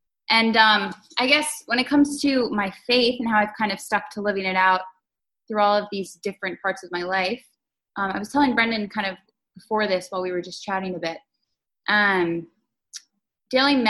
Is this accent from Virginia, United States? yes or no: yes; Northern Virginia, United States; also born or lived in Manassas, Virginia; now in Washington, D.C., United States; I was raised in Northern Virginia